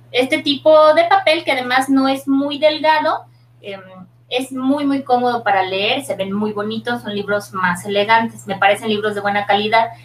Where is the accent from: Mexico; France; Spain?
Mexico; northern Mexico; los del norte no escribimos igual que los del centro ni